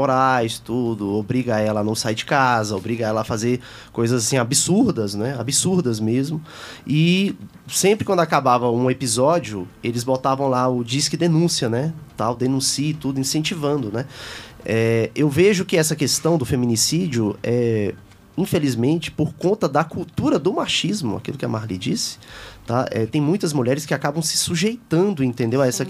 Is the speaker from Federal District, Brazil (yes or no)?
yes; Taguatinga, Federal District, Brazil; Eu também nasci em Taguatinga